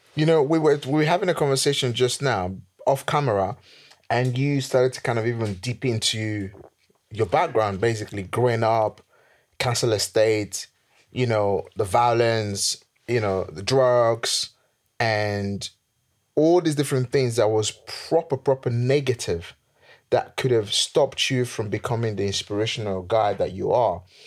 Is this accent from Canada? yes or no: no; Nigeria; now in England; where I'm from, being Nigerian